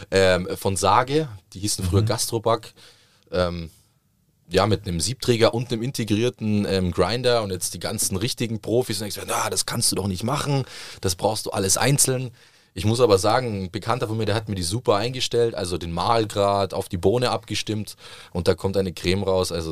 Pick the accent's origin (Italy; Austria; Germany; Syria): Italy; Southern Italy; ich komme aus Süditalien